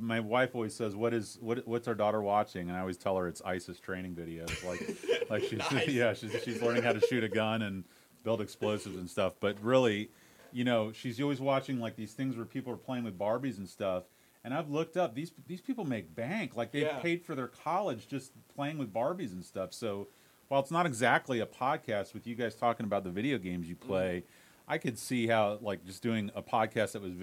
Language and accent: English; St. Petersburg, Florida, United States; I grew up in St. Pete